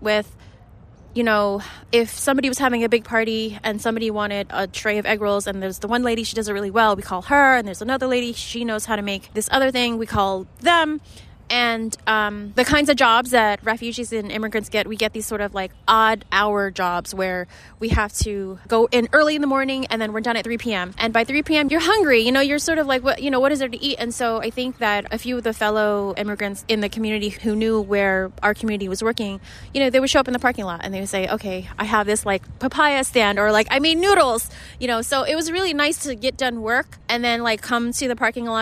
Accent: Philadelphia, Pennsylvania, United States; I'm from Philly and I grew up with the market

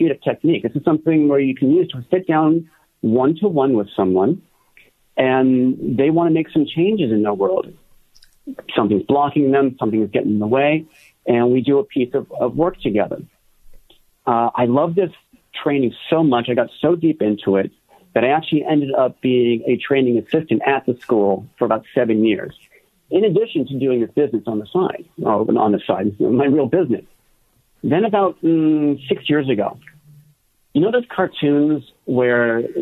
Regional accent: Los Angeles, California, United States; also born or lived in San Francisco; now in Northern California, United States; originally I'm from the Los Angeles area, born and raised in L.A., where I grew up and even went to college

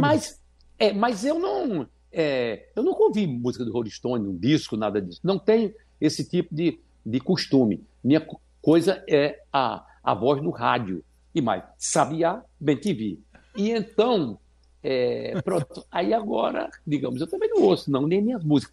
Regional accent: São Bento do Una, Pernambuco, Brazil; Pela primeira vez eu cantei no Cine Rex em São Bento do Una, a cidade onde eu nasci, no agreste meridional de Pernambuco

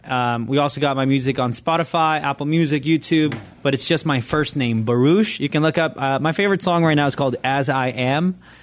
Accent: Nicaragua; Like where I grew up in Nicaragua, everything was a sin.

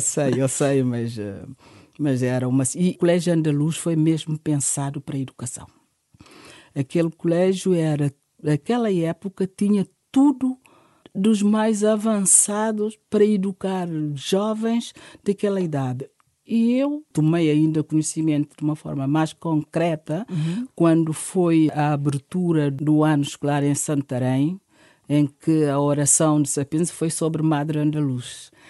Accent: Guinea-Bissau; also born or lived in Bissau / Fulacunda; now in Portugal; Eu nasci na Guiné-Bissau, num contexto familiar

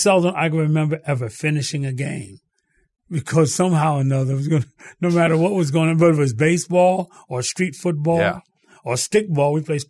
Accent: New York City, New York, United States; Well, growing up in Harlem. I grew up in Harlem, New York City.

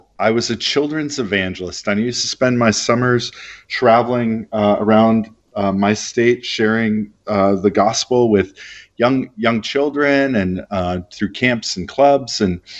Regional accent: Minneapolis, Minnesota, United States; also born or lived in Heidelberg, Germany / Alabama / San Francisco / Texas; I was born in Heidelberg, Germany, but mostly raised in the Midwest of the United States in a city called Minneapolis.

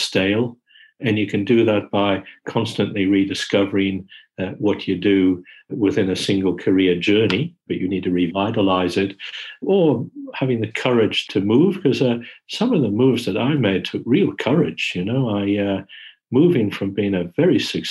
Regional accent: Australia; moved away as an adult; now in London, United Kingdom; moving back to Australia to run Monash was an easier move because we're Australian

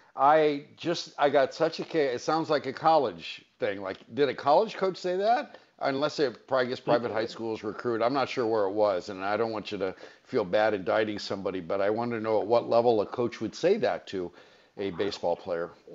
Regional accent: Los Angeles, California, United States; I'm a Valley guy. I was born in the San Fernando Valley

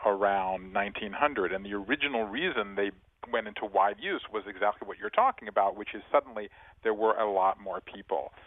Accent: Savannah, Georgia, United States; now in Brooklyn, United States; I live in Brooklyn now, but I'm from Savannah, Georgia

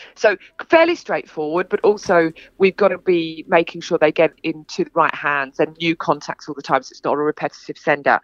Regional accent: England, United Kingdom; moved away as an adult; also born or lived in London; now in Sydney, Australia; I'm from England. Um, I've been here for 20 years. Um, I live in Sydney

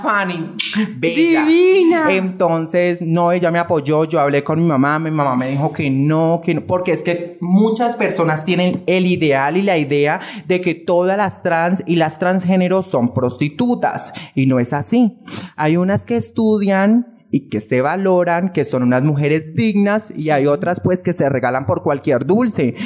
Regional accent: Girardot, Cundinamarca, Colombia; moved away as an adult; now in Bogotá, Colombia; Soy de Girardot, Cundinamarca, radicada allí y todo, pero pues ahorita estoy viviendo aquí en Bogotá

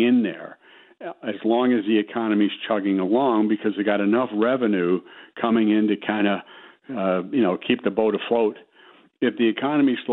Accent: Chicago, Illinois, United States; From the south side of Chicago

